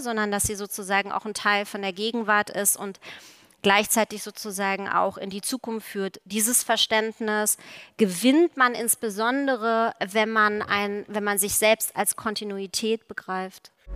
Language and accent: German; East Germany, Germany; Ich bin ja aus der DDR